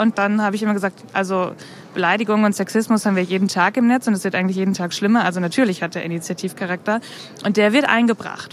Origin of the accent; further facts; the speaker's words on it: Bielefeld, North Rhine-Westphalia, Germany; Ich komme aus Bielefeld